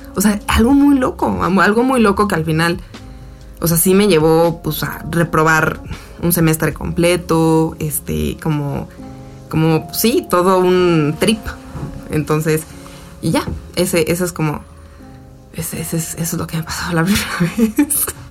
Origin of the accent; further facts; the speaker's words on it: Cuernavaca, Morelos, Mexico; estuvo padre crecer en Cuernavaca y sí tuvo mucho que ver como eso, o sea, mi infancia en Cuernavaca